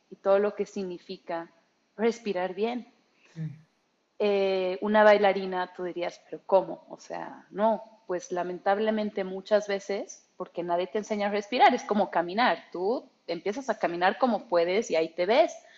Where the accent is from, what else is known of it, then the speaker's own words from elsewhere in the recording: Bolivia; moved away as an adult; also born or lived in Germany; soy mitad alemana, boliviana y alemana